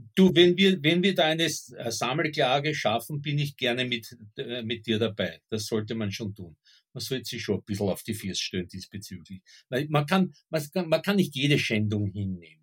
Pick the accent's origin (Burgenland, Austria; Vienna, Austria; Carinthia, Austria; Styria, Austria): Burgenland, Austria; Southern; ich kann mich als Kind noch erinnern an so Dorfschandamen im, im Südburgenland